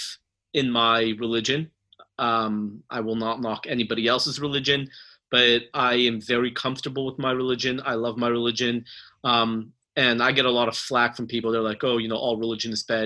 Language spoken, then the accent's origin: English; California, United States; moved away as an adult; now in Texas, United States; I'm from California